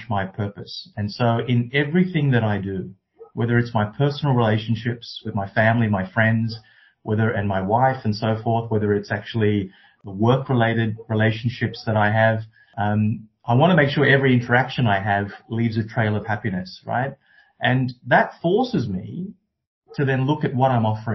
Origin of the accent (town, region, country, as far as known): Canberra, Australian Capital Territory, Australia; born or raised there; also born or lived in Sri Lanka